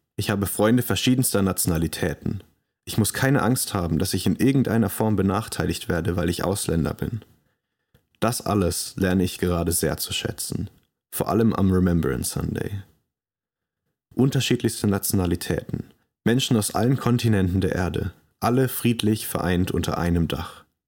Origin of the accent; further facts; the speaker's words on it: Germany; moved away as an adult; also born or lived in London, England; Als Deutscher